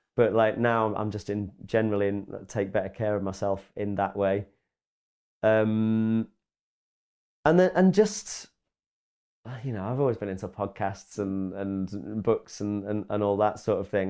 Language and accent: English; Grimsby, Yorkshire and the Humber, United Kingdom